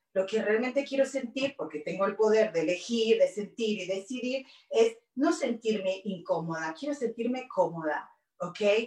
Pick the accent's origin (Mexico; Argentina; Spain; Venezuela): Argentina; moved away as an adult; also born or lived in Virginia, United States; now in Los Angeles, United States; soy argentina, vine hace 29 años de Argentina y me vine de Argentina a Buenos Aires a Virginia.